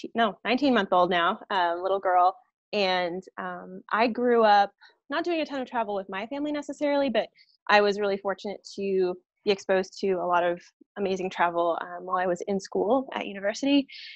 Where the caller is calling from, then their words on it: Denver, Colorado, United States; I am joining you from Denver, Colorado.